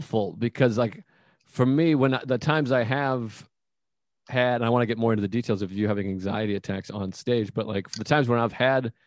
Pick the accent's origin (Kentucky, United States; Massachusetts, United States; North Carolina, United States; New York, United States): Massachusetts, United States; south of Boston; I'm from Massachusetts.